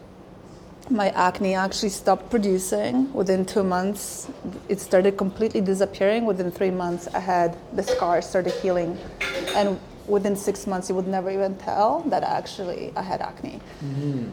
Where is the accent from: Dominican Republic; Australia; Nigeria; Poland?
Poland; moved away as an adult; now in Canada; I was born in Poland in 1976